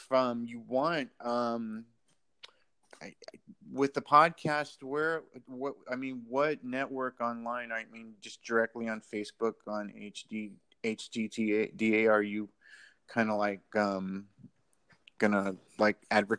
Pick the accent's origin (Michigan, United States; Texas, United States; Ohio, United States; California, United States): California, United States; San Diego; now in Los Angeles, United States; I came out from San Diego to LA to I was living out of my car and everything.